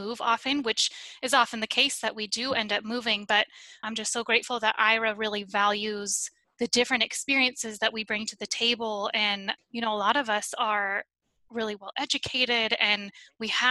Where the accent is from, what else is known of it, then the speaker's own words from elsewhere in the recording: Reno, Nevada, United States; moved away as an adult; now in North Carolina, United States; I am originally from Reno, Nevada, but I currently live in North Carolina